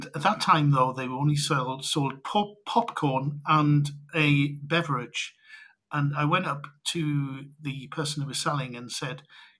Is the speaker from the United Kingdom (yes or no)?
yes; North East England, United Kingdom; accent: Geordie; now in London, United Kingdom; I remember I moved to London to go to university, and I had real problems back then when I was there with actually people making fun of my accent, which was the Geordie accent from the northeast of Engla